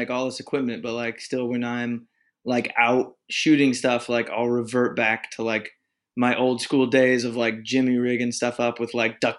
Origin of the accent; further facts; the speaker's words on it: Indiana, United States; I am from the great state of Indiana, born and raised right in the middle of a cornfield.